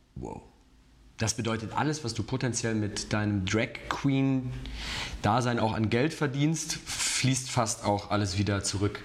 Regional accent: Cologne area, North Rhine-Westphalia, Germany; now in Munich, Germany; ich komme ja eigentlich aus der Kölner Ecke

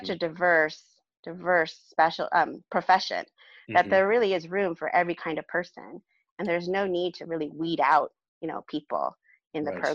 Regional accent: Los Alamitos, California, United States; also born or lived in Providence, Rhode Island; now in Bakersfield, United States; I grew up in Southern California

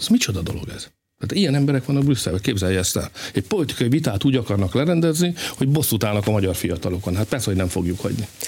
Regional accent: Hungary; magyarok vagyunk

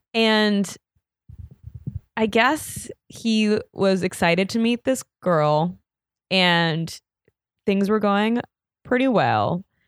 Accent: New York City, New York, United States; I'm from New York

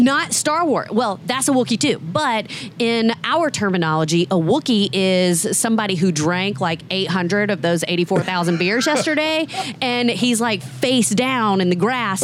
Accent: Georgia, United States; I grew up in Georgia. I went to the University of Georgia.

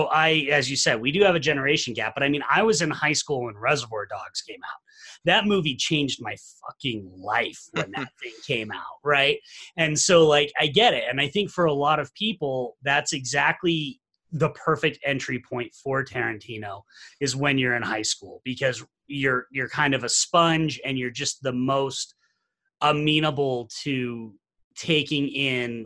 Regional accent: Salt Lake City, Utah, United States; I'm from Salt Lake City, Utah. I'm from the home of the Sundance Film Festival. So I was here in high school

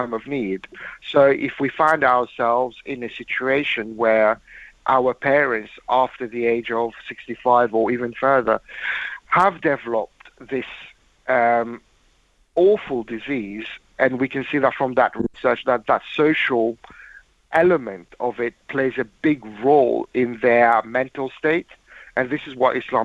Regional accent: London, United Kingdom; growing up near Fazl Mosque in London

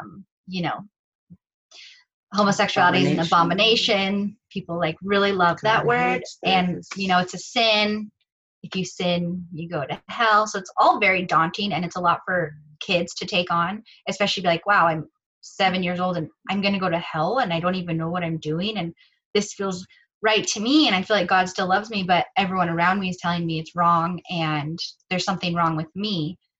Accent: San Jose, California, United States; married. I'm from the Bay Area, always been in like San Jose, and I'm Caucasian. but if you want to break it down, Italian and Irish.

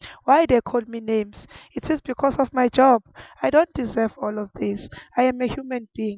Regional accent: South Africa; I am a mother, a sister, a daughter. I love my job. I am a South African.

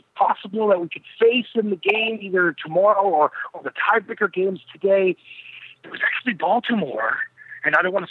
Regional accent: Toronto, Ontario, Canada; I am Canadian.

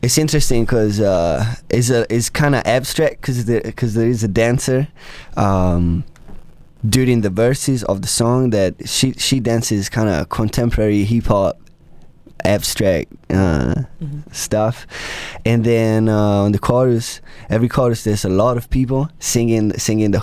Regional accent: Tuscany, Italy; moved away as an adult; now in United States; I'm from Italy. I was born and raised in Tuscany, Italy.

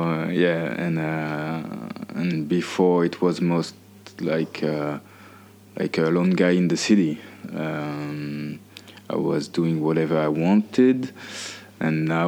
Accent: Bayonne, Nouvelle-Aquitaine, France; English is a second language; moved away as an adult; also born or lived in Épinal / Chicago / New York City; now in Paris, France; I was born in Épinal, east of France, near of Germany. But I raised in Bayonne, which is in the southwest of France.

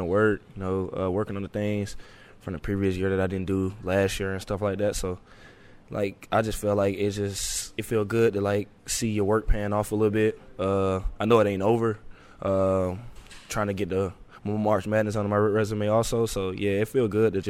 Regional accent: Atlanta, Georgia, United States; I'm from Atlanta where you can't just trust everybody

